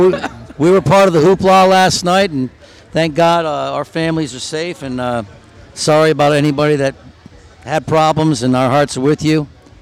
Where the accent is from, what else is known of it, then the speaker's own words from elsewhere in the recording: Tulsa, Oklahoma, United States; We're out of Tulsa.